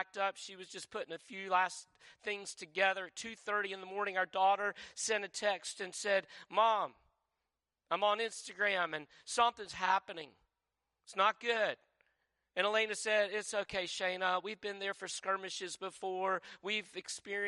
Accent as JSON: {"language": "English", "region": "North Carolina", "country": "United States", "said": "I'm from North Carolina"}